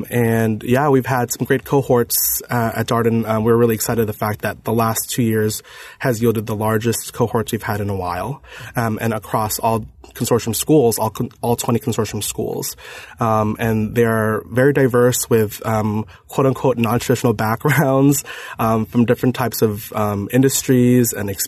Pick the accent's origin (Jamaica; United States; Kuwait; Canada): Kuwait; born there; I was born in Kuwait. My parents are both Filipino, from the Philippines, and they both met in Kuwait in a very multicultural area.